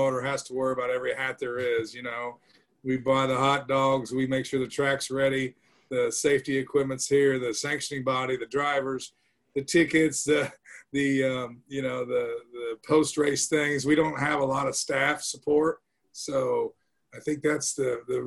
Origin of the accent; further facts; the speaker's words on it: Macon, Illinois, United States; there's a track, Macon Speedway, here in my hometown